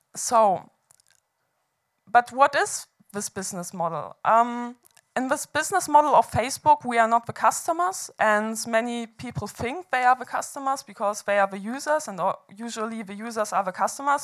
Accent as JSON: {"language": "English", "region": "Hamburg", "country": "Germany", "tie": "born or raised there", "said": "I organized the protest movements in uh, my hometown of Hamburg back then, where, where I studied economics"}